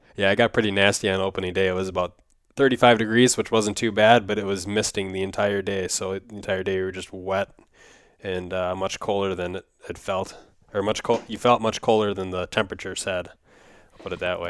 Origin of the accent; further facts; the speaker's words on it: Wisconsin, United States; when I was growing up in Wisconsin